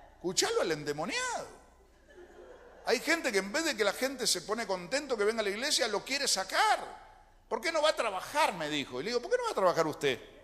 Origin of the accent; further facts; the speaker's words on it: Lanús, Buenos Aires Province, Argentina; also born or lived in Colonia, Uruguay; nací aquí en Lanús